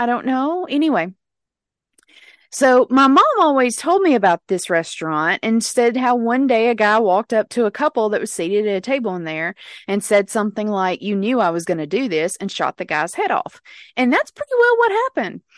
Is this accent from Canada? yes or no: no; Pontotoc, Mississippi, United States; moved away; my hometown of Pontotoc, Mississippi